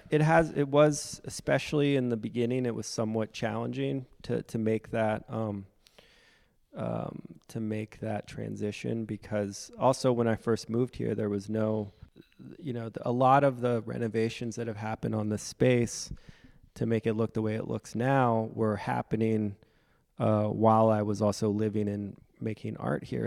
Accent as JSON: {"language": "English", "town": "Frederick", "region": "Maryland", "country": "United States", "tie": "born or raised there", "also_born_or_lived": "New York / Providence", "moved": "yes", "said": "I'm from Frederick, Maryland"}